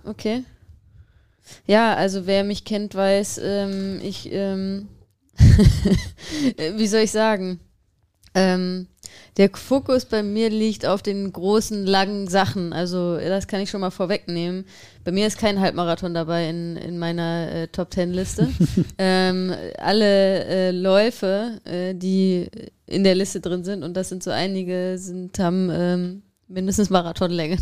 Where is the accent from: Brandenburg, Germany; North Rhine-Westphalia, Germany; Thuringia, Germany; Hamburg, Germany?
North Rhine-Westphalia, Germany; Düsseldorf area; ich komme ja jetzt nicht aus Düsseldorf, aber aus der Ecke und ähm, emotional ist Düsseldorf meine Heimat